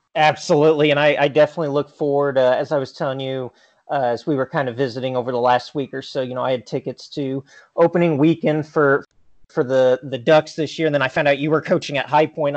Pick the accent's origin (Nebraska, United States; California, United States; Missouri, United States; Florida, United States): Missouri, United States; Willard; I grew up in a town uh, of 6,000 called uh, Willard, Missouri, just outside